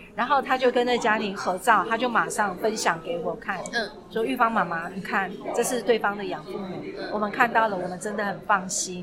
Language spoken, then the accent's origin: Chinese; Taiwan; 你知道我们台湾人、中国人传统是，你生完怎么可以喝冷的？